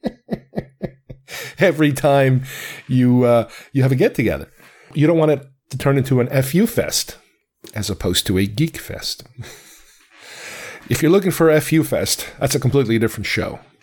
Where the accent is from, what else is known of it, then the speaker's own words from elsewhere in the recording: United States; also born or lived in Uruguay; I was raised here. I came here when I was nine.